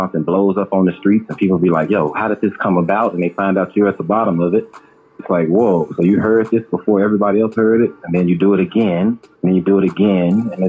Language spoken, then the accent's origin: English; the South, United States; I was from the South